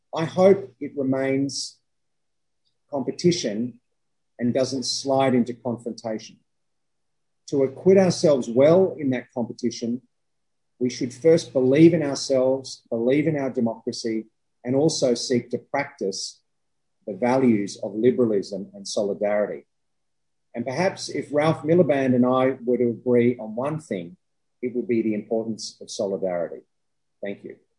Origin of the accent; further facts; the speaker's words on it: Australia; as an Australian